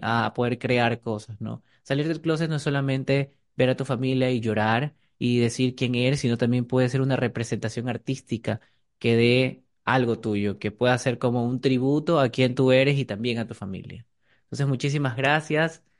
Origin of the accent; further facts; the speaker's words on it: Ecuador; como ecuatorianos